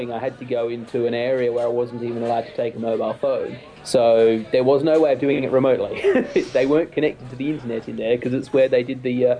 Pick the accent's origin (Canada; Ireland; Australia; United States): Australia; moved away as an adult; now in United Kingdom; As an Australian coming here for the first time